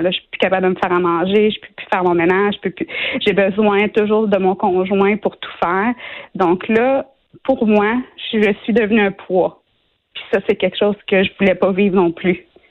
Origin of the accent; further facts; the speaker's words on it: Shawinigan, Quebec, Canada; je viens de Shawinigan, une petite ville de, 50 000 habitants